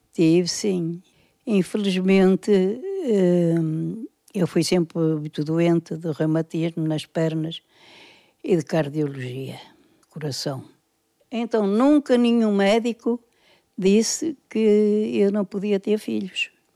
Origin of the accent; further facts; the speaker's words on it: Porto, Norte, Portugal; Nasci cá, nasci na Casa 10